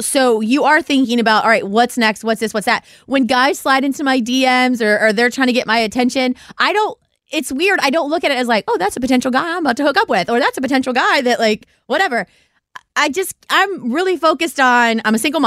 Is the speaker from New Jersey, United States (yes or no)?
no; Ohio, United States; us Ohio people